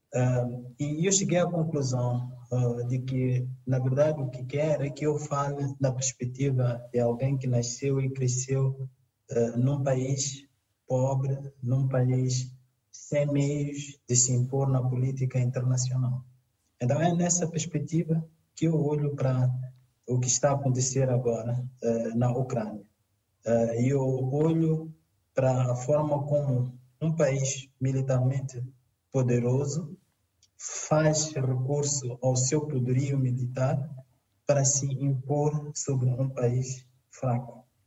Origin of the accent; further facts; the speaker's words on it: Mozambique; em África, no meu caso em Moçambique